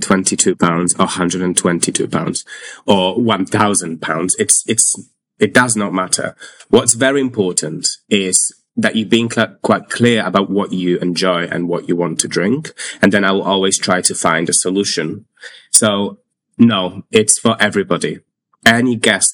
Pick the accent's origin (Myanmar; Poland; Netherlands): Poland; Warsaw, Masovian Voivodeship; also born or lived in London; now in United Kingdom; I'm from Poland. I'm from Warsaw.